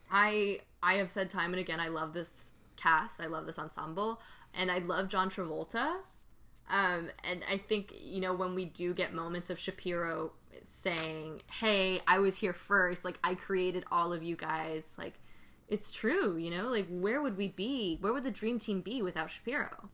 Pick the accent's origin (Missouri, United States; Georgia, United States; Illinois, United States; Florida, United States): Georgia, United States; I grew up in Georgia.